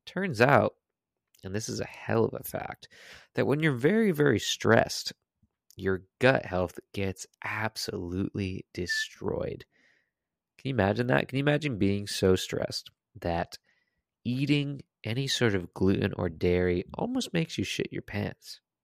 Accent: Connecticut, United States; I am from Connecticut.

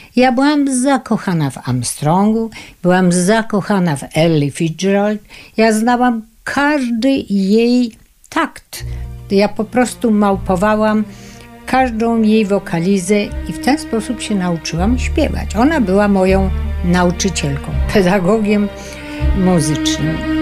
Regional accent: Krynica-Zdrój, Lesser Poland, Poland; moved away; also born or lived in Kraków; Od małego byłam tak zwaną artystką krynicką. Urodziłam się w Krynicy Zdroju

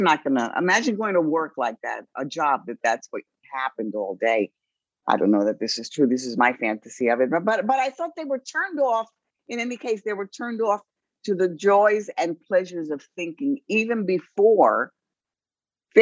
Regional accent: New York City, New York, United States; I was raised in the South Bronx

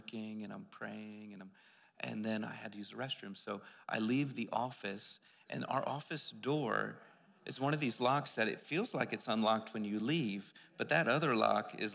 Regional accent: East Coast, United States; I'm from the East Coast

